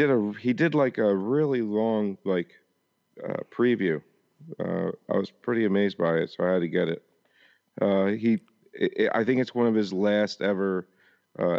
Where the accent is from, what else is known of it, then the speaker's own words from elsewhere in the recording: New Jersey, United States; It's South Jersey